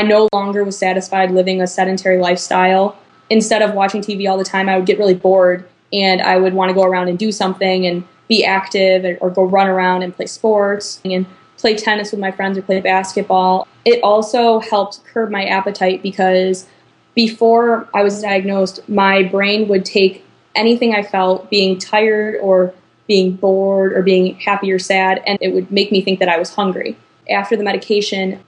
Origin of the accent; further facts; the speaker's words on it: Chicago, Illinois, United States; moved away as an adult; now in Iowa City, United States; I'm from the Chicago suburbs, but I currently live in Iowa City going to school at the University of Iowa.